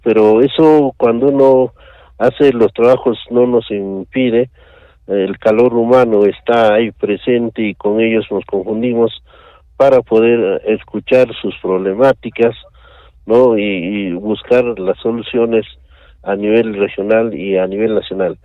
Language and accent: Spanish; Peru; Como peruanos nosotros